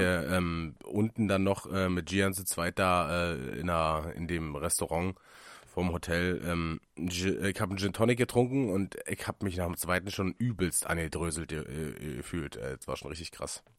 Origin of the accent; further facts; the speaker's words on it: Germany; hier in Münchenberg, da, wo ich herkomme